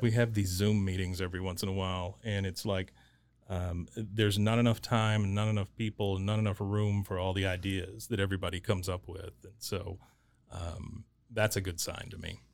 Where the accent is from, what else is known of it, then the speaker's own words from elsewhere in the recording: Waco, Texas, United States; growing up in Waco, um, I left for a little while and then came back